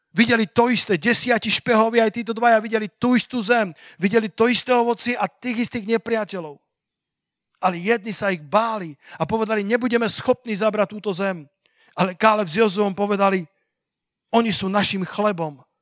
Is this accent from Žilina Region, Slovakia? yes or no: no; Sliač, Banská Bystrica Region, Slovakia; moved away as an adult; A Sliač je moje rodné mesto. Sliač je mesto, kde som prežil 18 rokov svojho života